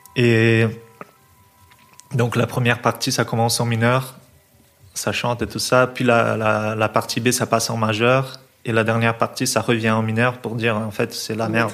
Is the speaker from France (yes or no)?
no; São Paulo, Brazil; moved away as an adult; now in Belgium; je viens de São Paulo, mais je suis en Belgique depuis 8 ans